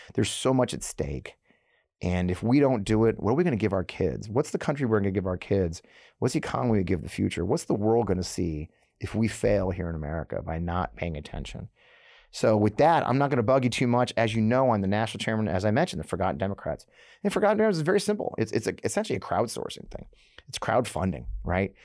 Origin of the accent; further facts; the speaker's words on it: Missouri, United States; a little town in the suburbs here, my hometown